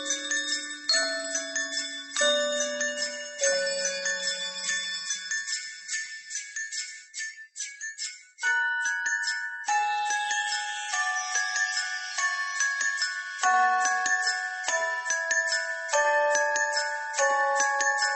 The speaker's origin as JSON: {"language": "English", "region": "Northern Portugal", "country": "Portugal", "tie": "born or raised there", "moved": "yes", "said": "my hometown in Portugal, north of Portugal."}